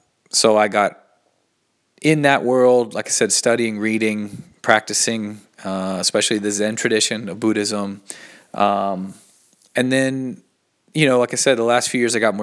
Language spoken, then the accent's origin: English; Asheville, North Carolina, United States; I was born in Asheville, North Carolina, in the southern part of the United States. Grew up in kind of a Christian culture, but also in a very sort of open, eclectic culture in Asheville.